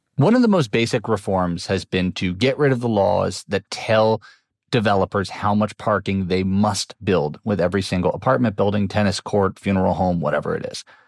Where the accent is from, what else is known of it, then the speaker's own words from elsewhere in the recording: New York City, New York, United States; I grew up in New York City, which used to be full of parking lots in the 1970s and 80s